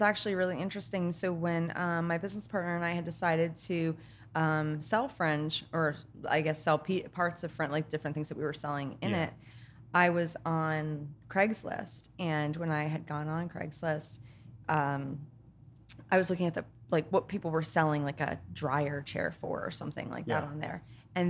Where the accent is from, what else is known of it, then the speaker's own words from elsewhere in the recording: Plainfield, New Jersey, United States; now in Pennsylvania; Originally, like Plainfield, New Jersey. I guess I'm kind of like the, I guess you consider like the gypsy of Jersey. I've lived all over New Jersey. All over New Jersey.